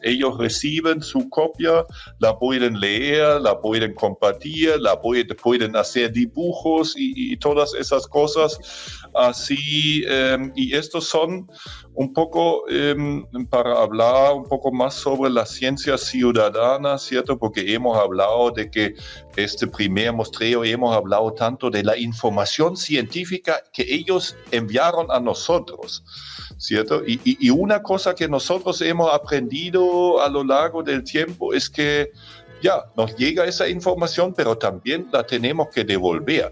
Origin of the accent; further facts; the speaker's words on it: Germany; accent: German; Spanish is a second language; moved away as an adult; now in Chile; cuando nosotros estuvimos niños en Alemania, de donde yo soy, como ya se han dado cuenta por mi acento